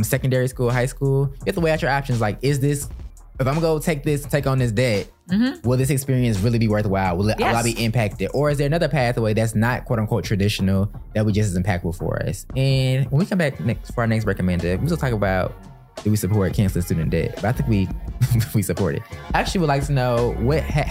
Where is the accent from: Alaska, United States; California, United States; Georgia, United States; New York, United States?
Georgia, United States; Atlanta; I grew up in Atlanta around Black people my whole life